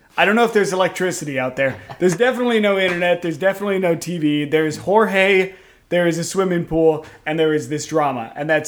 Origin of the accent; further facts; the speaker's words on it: Kentucky, United States; both Joe and I are born and raised in Kentucky